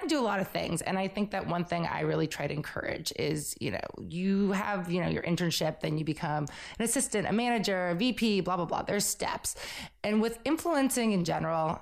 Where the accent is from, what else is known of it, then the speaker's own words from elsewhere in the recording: Belmont, Massachusetts, United States; moved away as an adult; also born or lived in New York City; I grew up in Belmont, Massachusetts, right outside of Boston, came to New York to go to FIT